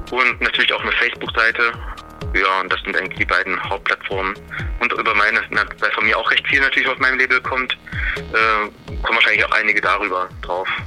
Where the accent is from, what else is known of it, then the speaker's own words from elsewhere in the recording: Leipzig, Saxony, Germany; Leipzig, wo ich herkomme